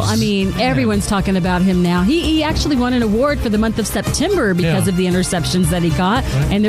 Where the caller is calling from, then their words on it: Plano, Texas, United States; I am calling from Plano.